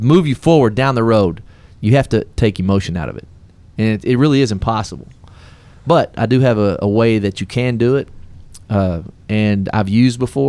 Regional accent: Texas, United States; accent: Texican; my Texican

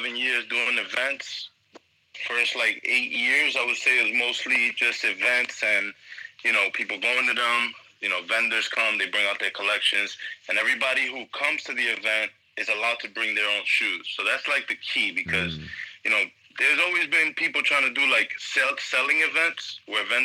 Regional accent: New York City, New York, United States; I'm from New York. As you know, if you know your host, you know, we're cousins from New York, Brooklyn mainly, Queens, all over

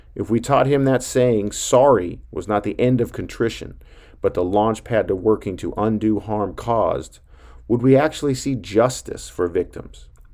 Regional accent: Billings, Montana, United States; growing up in Billings, Montana

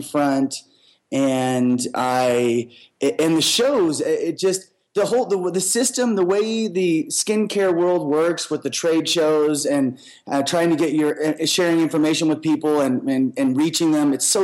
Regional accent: Seattle, Washington, United States; moved away as an adult; also born or lived in Little Rock, Arkansas; I was born in the South in Little Rock, Arkansas, and spent a few years there. And then we migrated to Seattle when I was 4, and I spent most of my life there

